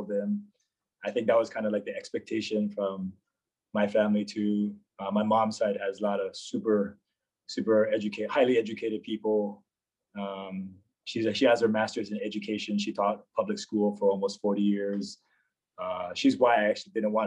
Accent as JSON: {"language": "English", "town": "Aiea", "region": "Hawaii", "country": "United States", "tie": "born or raised there", "moved": "as an adult", "said": "I was born and raised on Oahu. Grew up in a city named Aiea, which is fairly close to Pearl Harbor"}